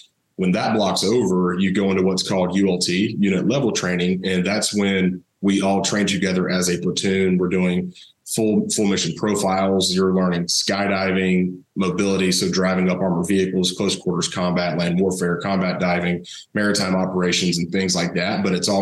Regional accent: Thomasville, Georgia, United States; I grew up down in South Georgia, Thomasville, home of Charlie Ward

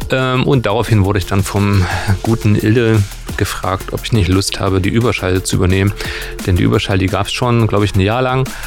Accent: Gera, Thuringia, Germany; Also ich komme äh, aus Gera eigentlich äh, und habe damals, wir hatten einen Verein, die ist 075, da haben wir ganz viele Veranstaltungen in Gera und auf der Muna gemacht.

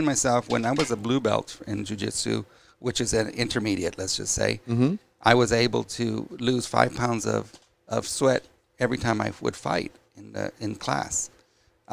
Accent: Los Angeles, California, United States; also born or lived in La Puente, California; I lived in La Puente for 10 years. And then I grew up in what they call the ghetto in Lincoln Heights. By Dodger Stadium

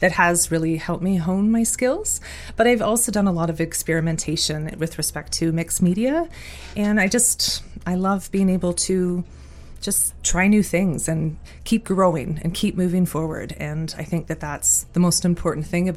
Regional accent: Muskoka, Ontario, Canada; I was born and raised in Muskoka, and I'm fortunate and blessed to be able to call it home

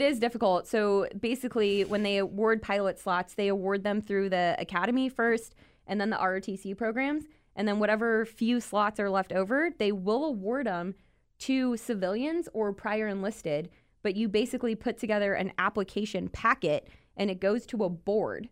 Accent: New Braunfels, Texas, United States; I'm originally born and raised in South Texas, New

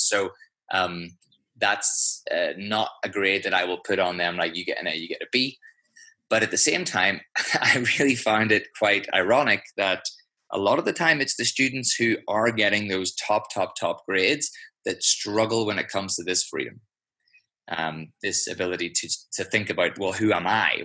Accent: just outside of Belfast, Northern Ireland, United Kingdom; accent: Irish; also born or lived in London; now in Switzerland; grew up uh, just outside of Belfast

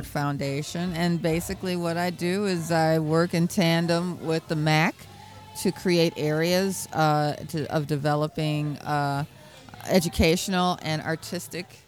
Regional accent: Chicago, Illinois, United States; I'm from Chicago

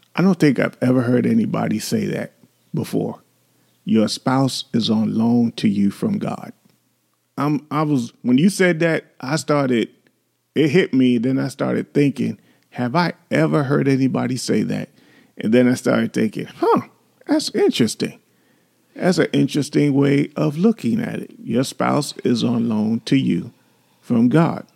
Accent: New York City, New York, United States; you've grown up in the city like we did, we grew up in New York

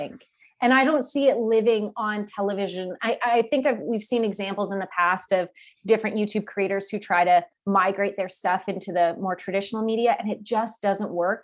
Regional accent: Calgary, Alberta, Canada; I grew up in Calgary

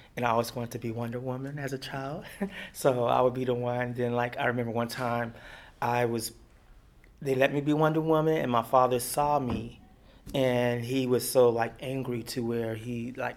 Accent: Beaumont, Texas, United States; also born or lived in Heidelberg, Germany; now in New York, United States; I grew up in Beaumont, Texas

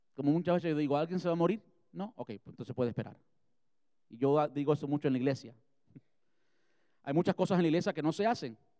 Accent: Cuba; moved away; Yo soy cubano

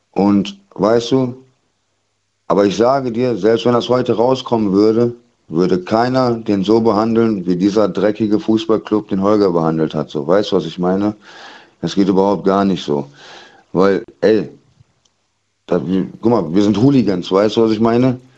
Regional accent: Kaiserslautern, Rhineland-Palatinate, Germany; Aus Lautern. Ich komme okay. aus Waldkaiserslautern.

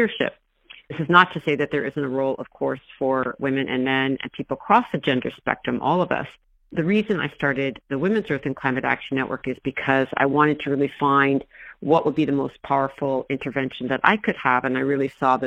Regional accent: Mendocino, California, United States; I grew up in Mendocino

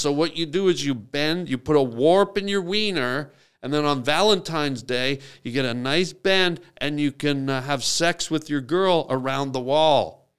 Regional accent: Canada; Yeah, I'm Canadian.

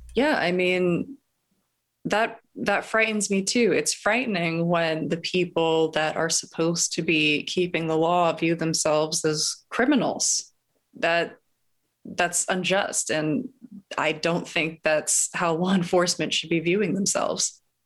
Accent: Los Angeles, California, United States; I grew up in Los Angeles

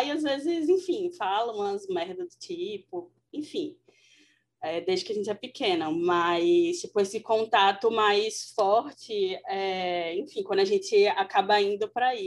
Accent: Bahia, Brazil; also born or lived in Sergipe; Aí eu falei que eu era da Bahia, mas eu morei já em vários lugares, aí morei, estava é, vivendo em Sergipe há mais de 10

